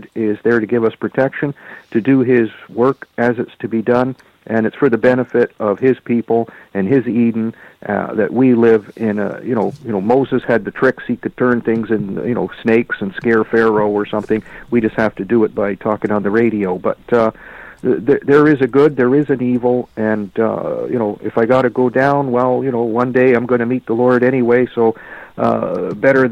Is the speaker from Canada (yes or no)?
yes; Canada; I'm a Canadian